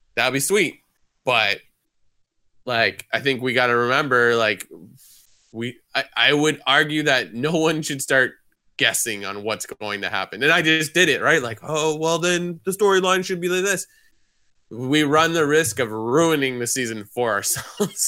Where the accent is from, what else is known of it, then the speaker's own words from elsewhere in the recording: Canada; we're Canadian